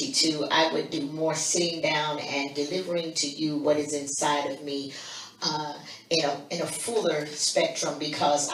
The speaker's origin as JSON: {"language": "English", "town": "Chicago", "region": "Illinois", "country": "United States", "tie": "born or raised there", "moved": "yes", "lives_now": "Washington, United States", "said": "my home state, Illinois, Chicago"}